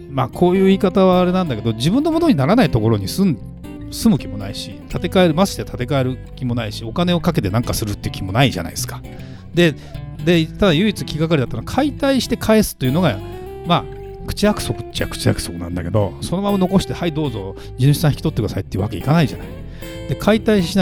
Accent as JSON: {"language": "Japanese", "region": "Saitama", "country": "Japan", "tie": "born or raised there", "moved": "as an adult", "said": "私の実家埼玉にあるんですけど、えー、生まれ育ったところですね親の家ですね"}